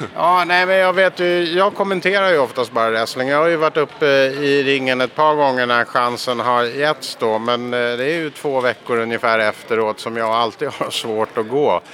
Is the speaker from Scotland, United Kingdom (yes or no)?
yes; Scotland, United Kingdom; now in Sweden; Jag kommer från Skottland från första början